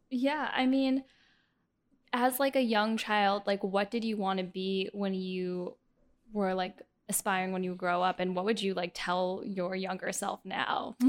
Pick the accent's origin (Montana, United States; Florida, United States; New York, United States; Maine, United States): Florida, United States; Miami; I'm from Miami